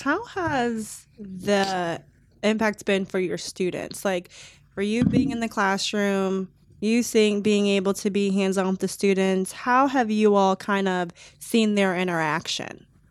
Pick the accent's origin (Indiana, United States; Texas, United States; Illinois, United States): Illinois, United States; Chicago; moved away as an adult; now in Columbus, United States; I'm originally from the Chicagoland area